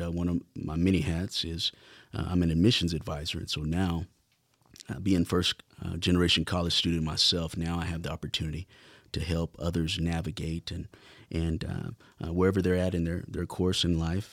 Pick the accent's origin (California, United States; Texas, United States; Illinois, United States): Texas, United States; Lubbock; being born and raised in Lubbock